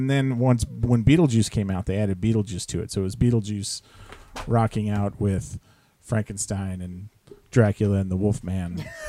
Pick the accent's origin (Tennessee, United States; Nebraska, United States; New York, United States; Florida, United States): Florida, United States; moved away; when I grew up, part of my childhood, I grew up in Florida.